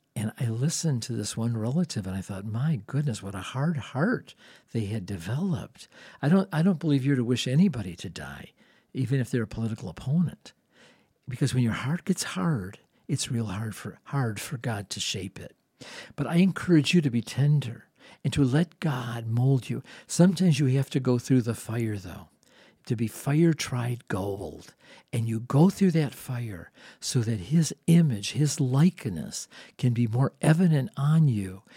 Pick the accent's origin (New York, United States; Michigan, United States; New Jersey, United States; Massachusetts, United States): Michigan, United States; Dearborn; I grew up in Dearborn.